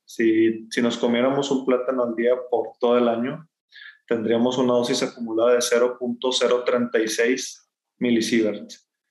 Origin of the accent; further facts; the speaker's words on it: Sabinas Hidalgo, Nuevo León, Mexico; moved away as an adult; now in Monterrey, Mexico; yo soy originario de Sabinas Hidalgo, que está al norte de Monterrey, a más o menos una hora, hora y media en auto. Eh, ahí estuve hasta la prepa